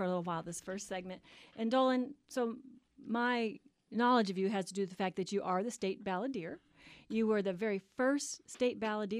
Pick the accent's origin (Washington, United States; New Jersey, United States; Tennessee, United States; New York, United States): Tennessee, United States; Memphis; now in Arizona, United States; I'm originally from Memphis